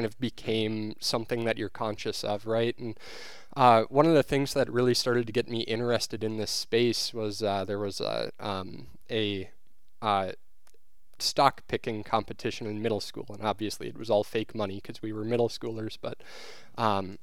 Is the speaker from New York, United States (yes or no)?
no; New Richmond, Wisconsin, United States; also born or lived in Eau Claire, Wisconsin; I grew up here in Western Wisconsin in New Richmond